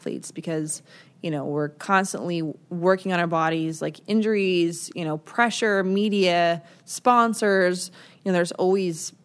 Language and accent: English; Minnesota, United States; I'm from Minnesota